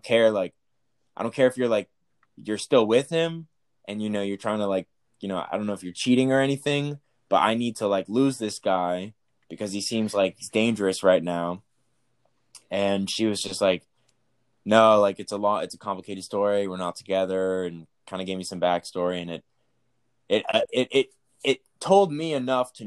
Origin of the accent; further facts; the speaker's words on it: Texas, United States; And I'm from Texas